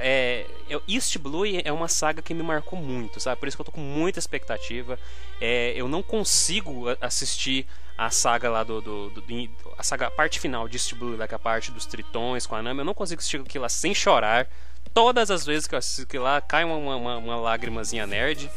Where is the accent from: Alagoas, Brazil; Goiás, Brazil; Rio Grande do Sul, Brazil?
Goiás, Brazil; Goiânia; nós somos de Goiânia